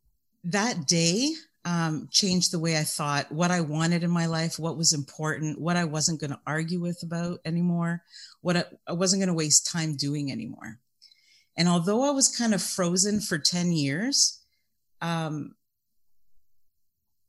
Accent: Canada; I'm also Canadian

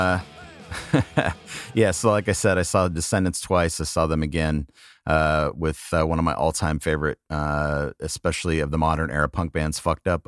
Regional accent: Los Angeles, California, United States; the South Bay, which is where I'm from. South Bay being the lower LA beach area

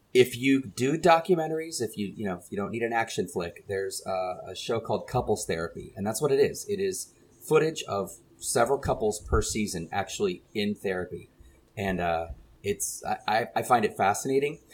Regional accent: San Antonio, Texas, United States; growing up in San Antonio

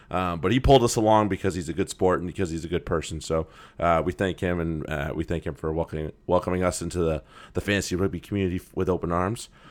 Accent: Maine, United States; now in Boston, United States; I'm from Maine originally

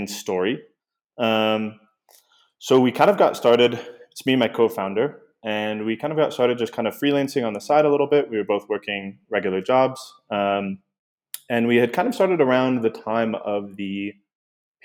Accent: Portland, Oregon, United States; moved away as an adult; also born or lived in Puerto Vallarta, Mexico; we are originally from Portland, Oregon.

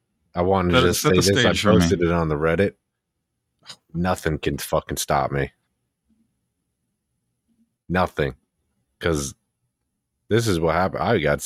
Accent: New Jersey, United States; I'm fucking from New Jersey.

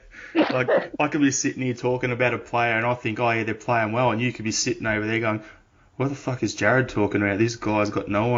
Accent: Australia; As an Australian

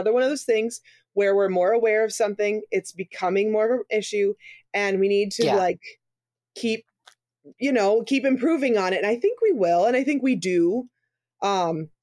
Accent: Missouri, United States; I'm from Missouri

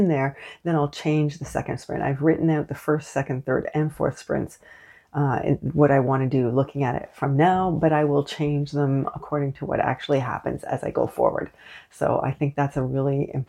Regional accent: Canada; also born or lived in Montreal; I am unapologetically Canadian.

